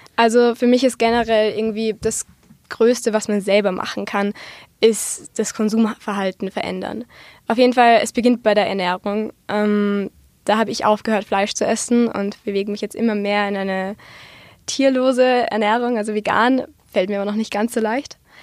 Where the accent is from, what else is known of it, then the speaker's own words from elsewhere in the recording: Austria; bei uns in Österreich